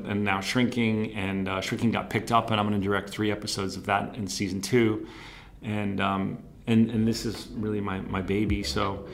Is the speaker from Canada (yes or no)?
no; New Jersey, United States; my hometown because I just felt like I know that so well